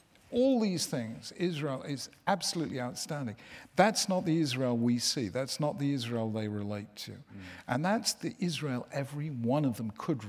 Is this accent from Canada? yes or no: no; United Kingdom; us Brits